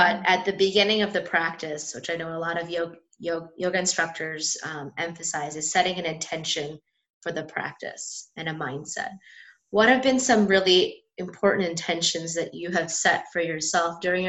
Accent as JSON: {"language": "English", "country": "India", "said": "being Indian"}